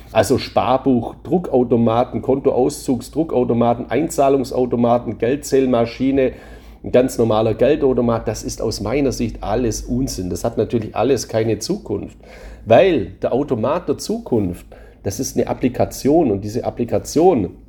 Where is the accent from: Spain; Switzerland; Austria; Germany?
Spain; Gleiches gilt natürlich für meine Heimat Spanien auch. Auch da befinde ich mich in der Europäischen Union, aber da ist für mich eben das Wichtigste die Lebensqualität.